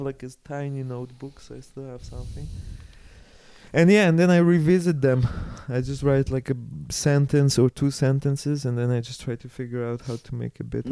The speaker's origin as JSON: {"language": "English", "town": "Karpacz", "region": "Lower Silesian Voivodeship", "country": "Poland", "tie": "born or raised there", "also_born_or_lived": "Germany", "moved": "as an adult", "lives_now": "Switzerland", "said": "I organized it all in Karpacz in my hometown."}